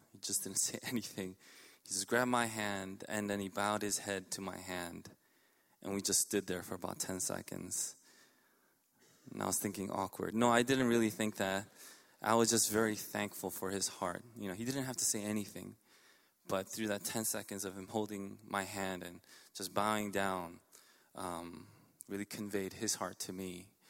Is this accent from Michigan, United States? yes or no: no; New York City, New York, United States; I grew up in Elmhurst.